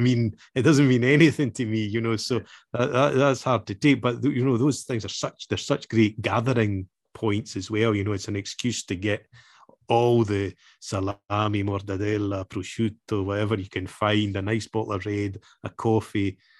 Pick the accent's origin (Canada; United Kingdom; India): United Kingdom; Scotland; I was born and raised in Scotland